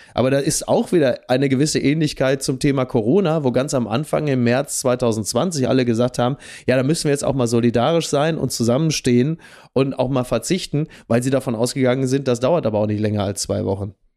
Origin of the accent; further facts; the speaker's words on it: Ruhr area, North Rhine-Westphalia, Germany; bei uns im Ruhrgebiet